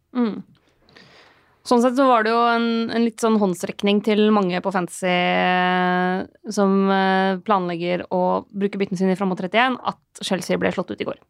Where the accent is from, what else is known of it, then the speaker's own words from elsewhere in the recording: Lillehammer, Innlandet, Norway; jeg er fra Lillehammer